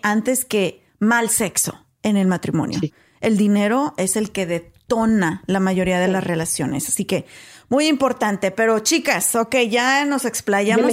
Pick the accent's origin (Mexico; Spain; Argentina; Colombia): Mexico; moved away; soy mexicana